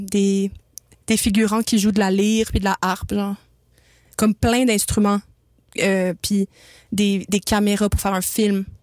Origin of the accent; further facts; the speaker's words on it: Montreal, Quebec, Canada; du Myland et du plateau Mont-Royal dans le temps que mes parents, ils pouvaient se le payer.